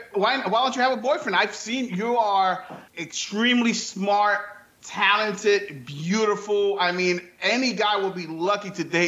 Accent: New York, United States; now in Florida, United States; No, I'm originally from New York, but I think I've been to 29 to maybe 26 different states because of the military. They always move me around.

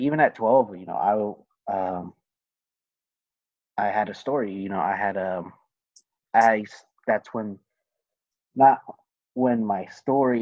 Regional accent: Mattawa, Washington, United States; now in Kennewick, United States; I grew up in Mattawa, Washington.

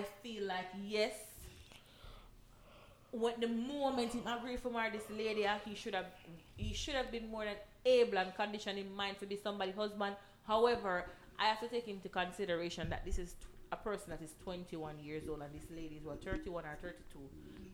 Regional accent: Jamaica; I'm a Jamaican

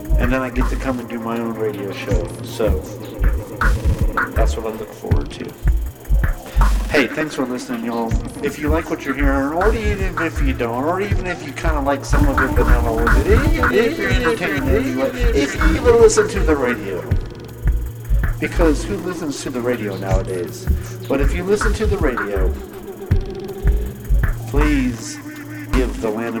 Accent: Knoxville, Tennessee, United States; my hometown, Knoxville

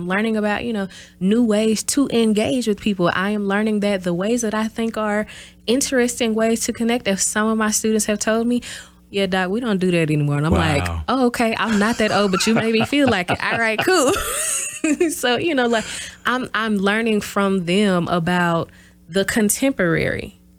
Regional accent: the South, United States; You know, I'm from the South, so learning about, you know, Black history

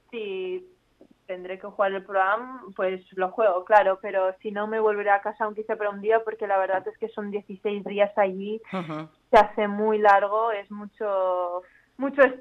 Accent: Jávea, Valencian Community, Spain; yo vivo, nací en Javea, vivo aquí, sigo viviendo aquí

